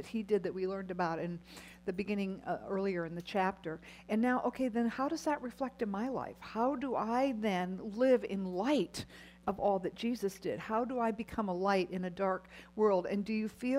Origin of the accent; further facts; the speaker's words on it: United States; as American Christian women